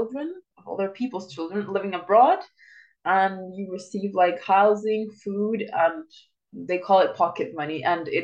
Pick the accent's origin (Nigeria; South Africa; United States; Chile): Chile; moved away as an adult; I was living in Chile in my hometown.